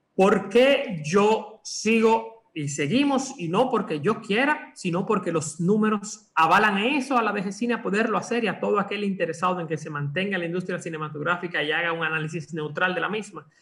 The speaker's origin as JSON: {"language": "Spanish", "country": "Dominican Republic", "said": "lo que somos los dominicanos"}